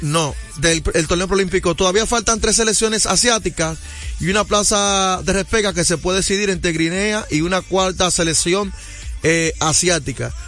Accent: Dominican Republic; un buen dominicano

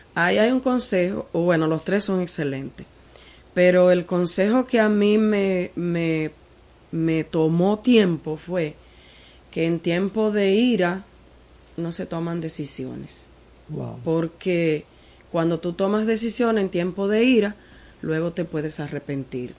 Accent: Partido, Dajabón, Dominican Republic; also born or lived in Santiago de los Caballeros; nosotros somos de partido de Jabón

